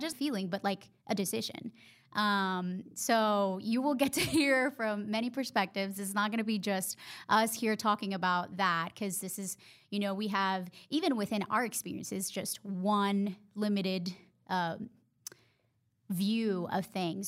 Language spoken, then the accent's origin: English; Honduras; English is a second language; moved away as an adult; now in Charlotte, United States; I went to school and college in my home country